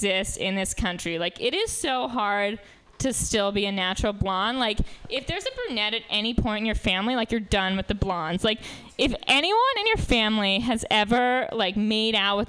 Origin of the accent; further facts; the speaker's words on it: New York, United States; moved away; I'm from New York originally